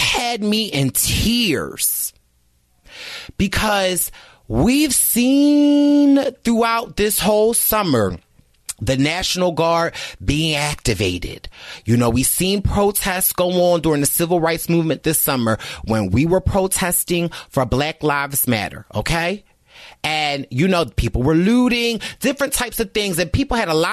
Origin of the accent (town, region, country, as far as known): United States